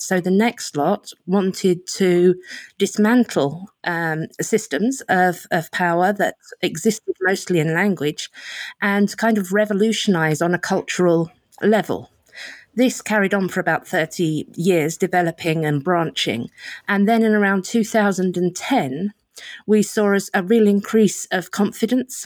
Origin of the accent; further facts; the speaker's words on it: United Kingdom; as a British liberal